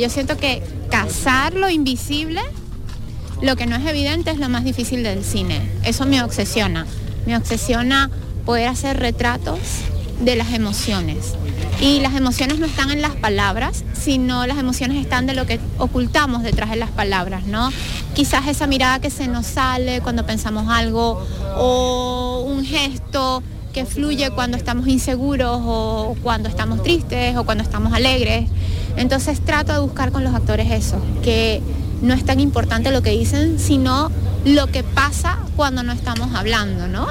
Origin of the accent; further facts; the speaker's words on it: Venezuela; yo soy venezolana